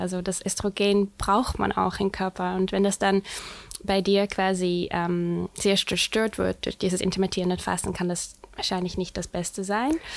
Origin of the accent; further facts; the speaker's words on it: Netherlands; accent: Dutch; German is a second language; moved away as an adult; now in Hamburg, Germany; ich komme ursprünglich aus den Niederlanden